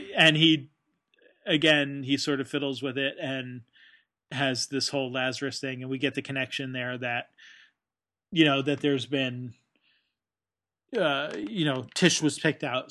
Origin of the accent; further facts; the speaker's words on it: United States; as an American